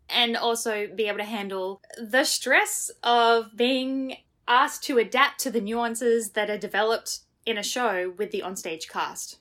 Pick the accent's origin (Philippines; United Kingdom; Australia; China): Australia; moved away as an adult; now in Jersey City, United States; as an Australian